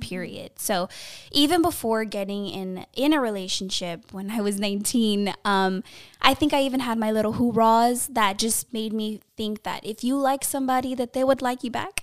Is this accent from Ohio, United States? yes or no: no; Los Angeles, California, United States; Born and raised in the San Fernando Valley, that eight one eight